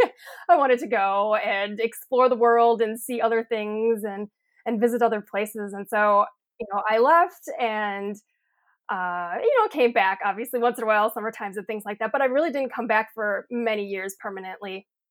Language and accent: English; Sheboygan County, Wisconsin, United States; So we're in Sheboygan County, so over kinda close to Lake Michigan. And yes, this is the farm that I grew up on.